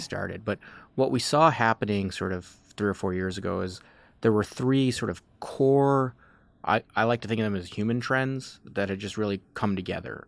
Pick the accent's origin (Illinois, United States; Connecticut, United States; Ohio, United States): Illinois, United States; Chicago; also born or lived in Washington, D.C. / Los Angeles; I grew up in the suburbs of Chicago